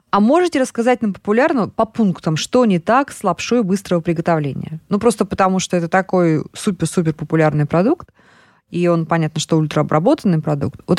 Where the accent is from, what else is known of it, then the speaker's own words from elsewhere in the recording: Siberia, Russia; Давайте как сибиряк сибиряку, да? Значит, пельмени, сказали вы, но мы-то с вами, как сибиряки, знаем, да, что мы делали зимой, всегда делают сибирские семьи